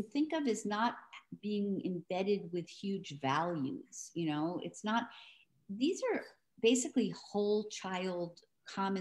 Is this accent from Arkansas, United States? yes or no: no; New York City, New York, United States; I'm from New York City